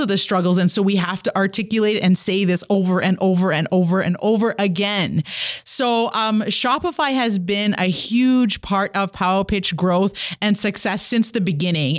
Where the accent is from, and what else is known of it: Kitigan Zibi, Quebec, Canada